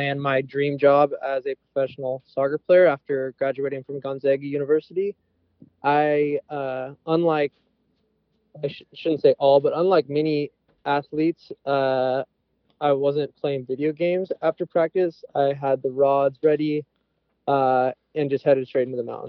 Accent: Pacific Northwest, United States; born and raised in the Pacific Northwest

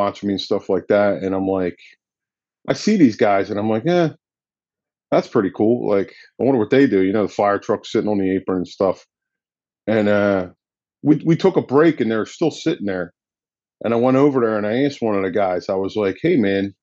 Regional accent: Gloucester City, New Jersey, United States; also born or lived in Westville, New Jersey; I'm born and raised in Gloucester

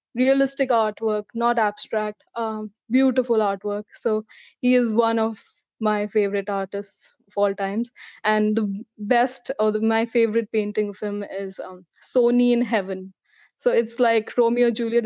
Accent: New Delhi, Delhi, India; moved away as an adult; now in Mississauga, Canada; I've been uh, born and brought up in New Delhi, India. So I'm from India.

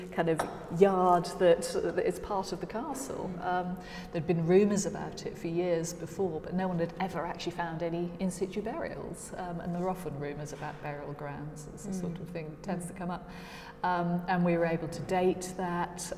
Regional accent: South Norfolk, East of England, United Kingdom; I was brought up in South Norfolk, on a farm

